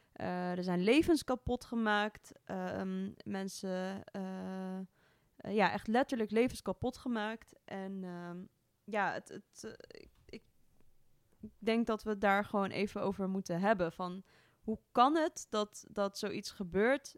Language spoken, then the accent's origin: Dutch; Amsterdam, North Holland, Netherlands; kom ook uit het mooie Amsterdam